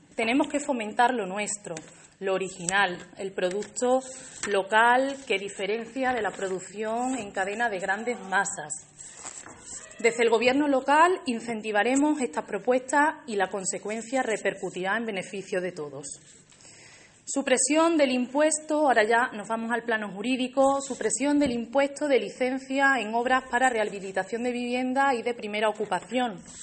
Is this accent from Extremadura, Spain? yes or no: yes; Alange, Extremadura, Spain; also born or lived in Seville; Alange es mi pueblo